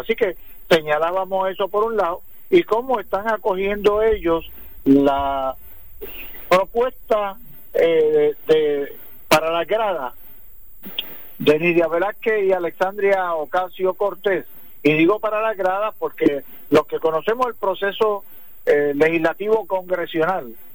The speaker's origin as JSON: {"language": "Spanish", "country": "Puerto Rico", "said": "nosotros no somos inmigrantes, nosotros somos puertorriqueños, ciudadanos americanos"}